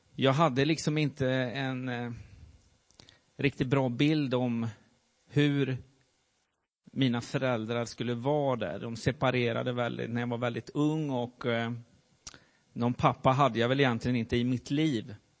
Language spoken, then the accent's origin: Swedish; Värmland, Sweden; moved away as an adult; also born or lived in Gothenburg; jag flyttade därifrån, ifrån Värmland och eh, hamnade i Göteborg